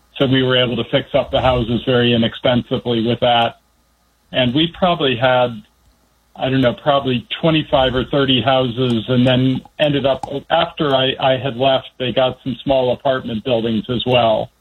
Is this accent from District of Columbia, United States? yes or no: yes; Washington, District of Columbia, United States; also born or lived in Northern Virginia / Bethesda, Maryland / Indiana; I grew up in the D.C. area. I was actually born in Northern Virginia, grew up in Northwest D.C., and went to junior high and high school in uh, Bethesda